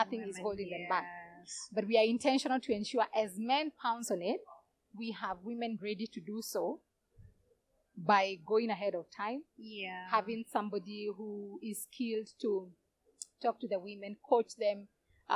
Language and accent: English; Kenya; my experience as Kenyan.